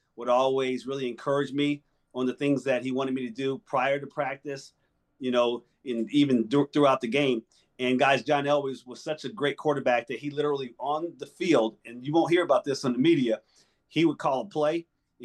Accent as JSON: {"language": "English", "region": "New Jersey", "country": "United States", "moved": "yes", "lives_now": "Arizona, United States", "said": "I'm originally from New Jersey."}